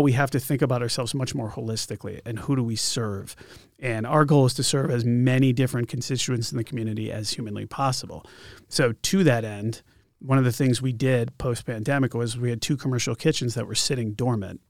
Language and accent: English; Connecticut, United States; now in Concord, United States; I grew up in Connecticut